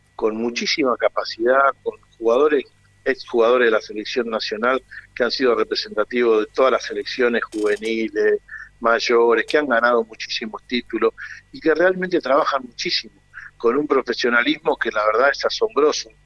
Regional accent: Argentina; como somos los argentinos

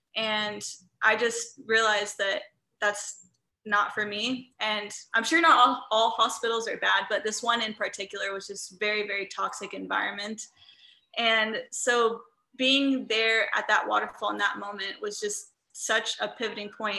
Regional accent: Midwest, United States; growing up in the Midwest where I'm surrounded by cornfields

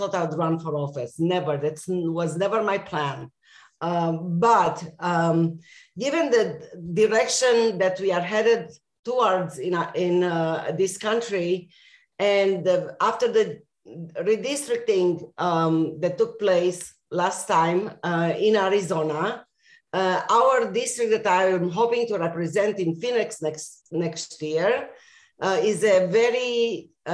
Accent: Romania; also born or lived in Israel / Austin, Texas / Middletown, Connecticut; now in Tucson, United States; I was born in Romania, and for a while my family fled the communist regime there

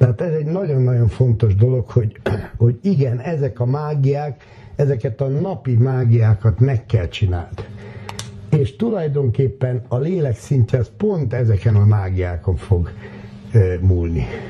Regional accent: Hungary

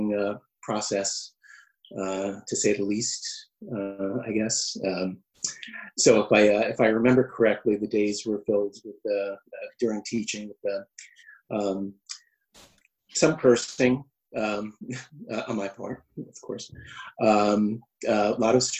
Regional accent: United States; moved away as an adult; now in Basel, Switzerland; I'm an American expat here in Basel for 6.5 years

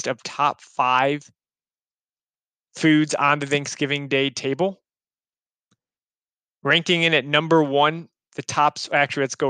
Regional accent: Midwest, United States; I'm from the Midwest

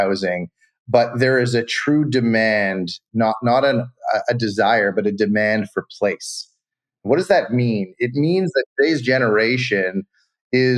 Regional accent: Montreal, Quebec, Canada; also born or lived in California / Colorado / Florida / French Alps; now in Toronto, Canada; I grew up in Montreal, which is a much smaller city

